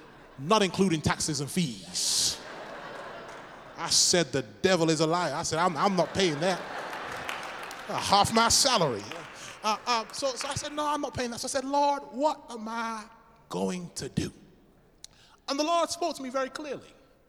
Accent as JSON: {"language": "English", "region": "England", "country": "United Kingdom", "said": "Said, I'm from England, don't have much money."}